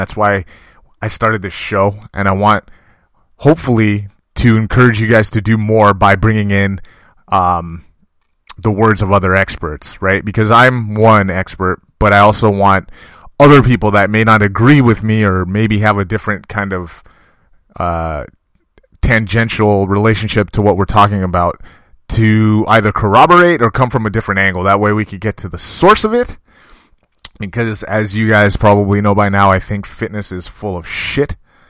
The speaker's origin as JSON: {"language": "English", "region": "California", "country": "United States", "tie": "born or raised there", "said": "I was raised here in California, but my entire family, going back generations, was raised in Jamaica."}